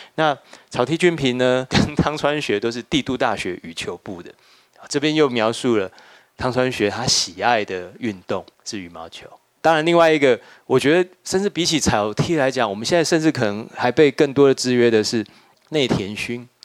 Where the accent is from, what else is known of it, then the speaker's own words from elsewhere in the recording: Taiwan; 我们作为一个台湾人，我们也应该要读这本书